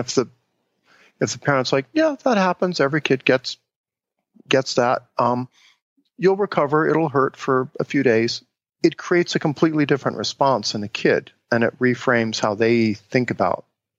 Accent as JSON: {"language": "English", "town": "Cincinnati", "region": "Ohio", "country": "United States", "tie": "born or raised there", "said": "the way I grew up in Cincinnati, Ohio was we would go out on a Saturday morning and play in the neighborhood"}